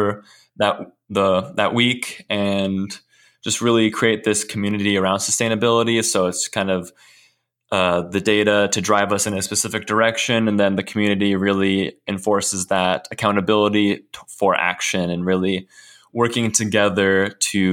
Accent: Woodinville, Washington, United States; I grew up in Woodinville, Washington for most of my life.

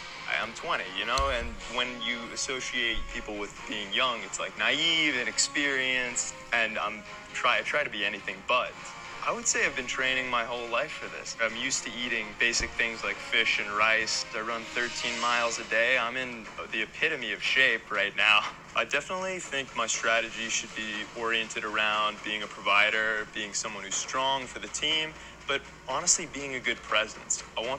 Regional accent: Jacksonville, Florida, United States; I'm from Jacksonville, Florida, and I develop apps.

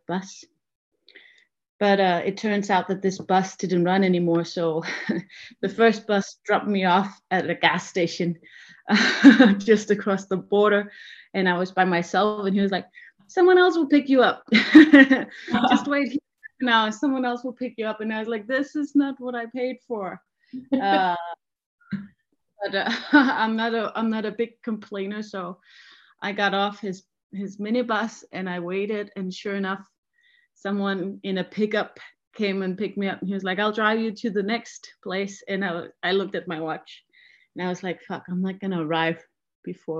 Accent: Denmark; I'm from Denmark

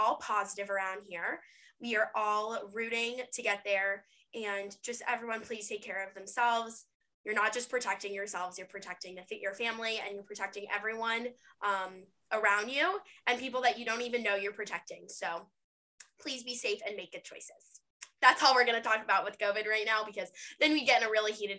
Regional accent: East Cobb, Atlanta suburbs, Georgia, United States; I'm not really from Atlanta. I'm from the suburbs.

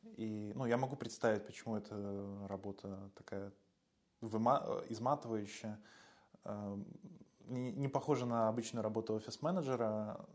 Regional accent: Belarus; now in Warsaw, Poland; я, родом из Беларуси

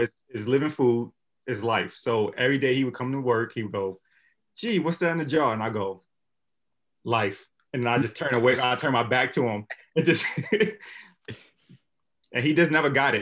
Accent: Brooklyn, New York, United States; growing up in Brooklyn

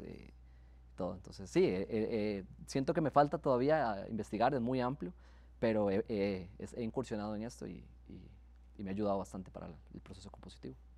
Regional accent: Santo Domingo, Heredia, Costa Rica; Yo soy de Santo Domingo

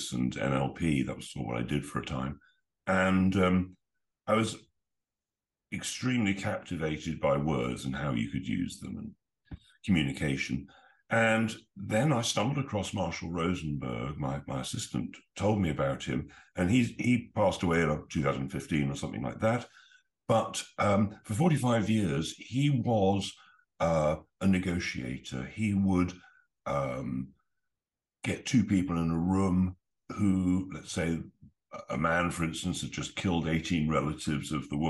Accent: England, United Kingdom; as an Englishman

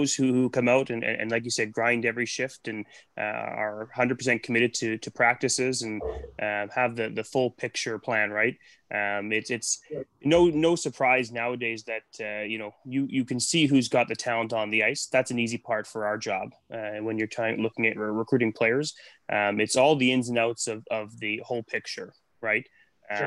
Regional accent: Nanaimo, British Columbia, Canada; I'm from Nanaimo, so I grew up here

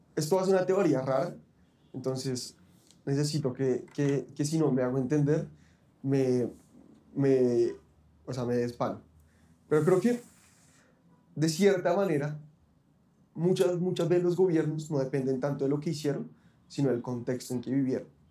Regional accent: Bogotá, Colombia; así somos muchos los bogotanos

